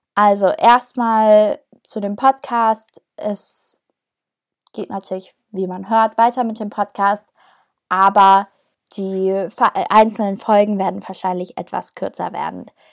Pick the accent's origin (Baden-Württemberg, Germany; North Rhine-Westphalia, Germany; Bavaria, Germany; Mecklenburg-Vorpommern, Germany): Bavaria, Germany; Herzogenaurach; moved away as an adult; now in Niebüll, Germany; Ich ähm, komme aus Herzogenaurach, das liegt in Franken. Also ich komme ursprünglich eigentlich aus dem Süden des Landes